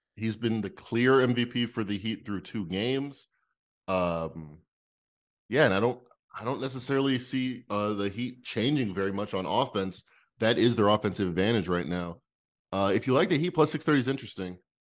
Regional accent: Las Vegas, Nevada, United States; I'm from Vegas, at least I claim to be

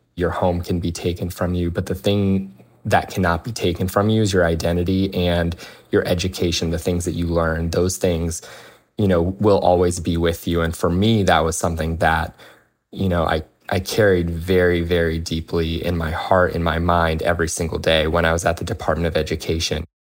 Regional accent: United States; I was born and raised in the United States

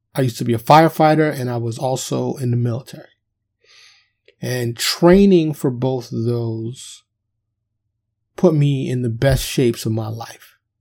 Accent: New York City, New York, United States; I was born and raised in, in, in Manhattan, Upper Manhattan, otherwise known as Harlem and the Bronx

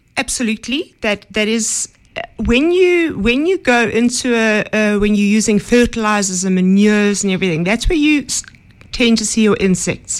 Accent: Johannesburg, Gauteng, South Africa; I grew up in Johannesburg

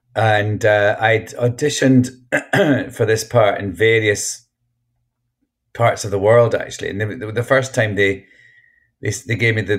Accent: Scotland, United Kingdom; And I was like, I know, I'm Scottish.

